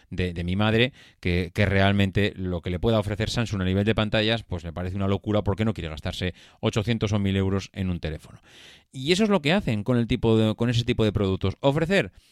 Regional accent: Madrid, Community of Madrid, Spain; Si tú has estudiado en Madrid y somos de Madrid.

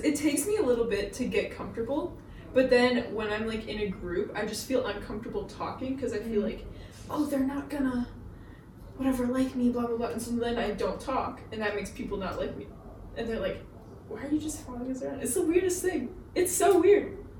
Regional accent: Czechia; also born or lived in Maryland, United States; So I was born in Maryland, USA. If you don't know where that is, I don't really either. I only lived there for like a year. And then, where did we move after that? We moved to the Czech Republic. which is in Europe.

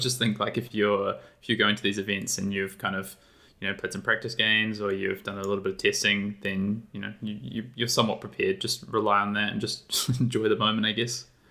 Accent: New Zealand; moved away as an adult; now in Sydney, Australia; I live in Australia. I'm actually originally from New Zealand, though, but I've, um, been here in Sydney, Australia for five years

